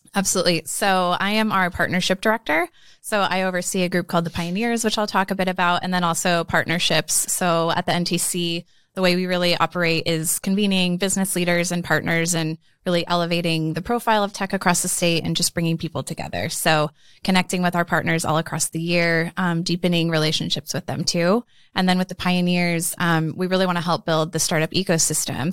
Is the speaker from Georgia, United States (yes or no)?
no; Omaha, Nebraska, United States; so basically born and raised in Omaha